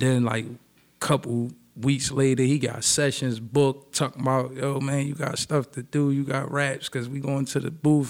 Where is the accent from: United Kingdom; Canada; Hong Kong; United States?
United States; Philadelphia, Pennsylvania; I'm from Philly